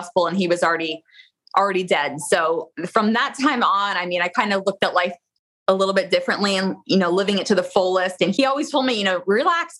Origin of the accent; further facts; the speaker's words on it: Florida, United States; I am a Florida girl. I was born and raised in Florida